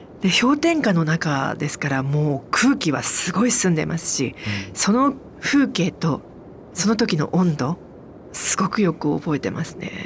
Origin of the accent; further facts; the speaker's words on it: Aichi, Japan; 私愛知県なんですけど